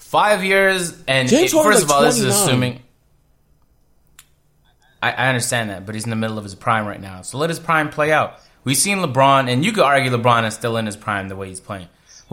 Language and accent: English; Canada; See, I'm from Canada. I just need a little help from Google Maps here.